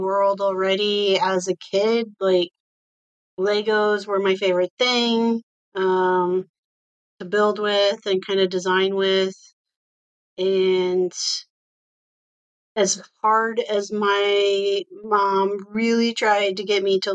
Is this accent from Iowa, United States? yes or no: yes; Iowa, United States; I live in Iowa and I grew up in Iowa